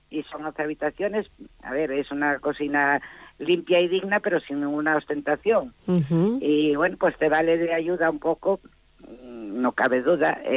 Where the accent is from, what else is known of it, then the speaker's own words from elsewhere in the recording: Pravia, Asturias, Spain; cuando yo vine, cuando me casé, que vine de Pravia, en Pravia la costumbre era fijar la berza muy menudina, muy menudina.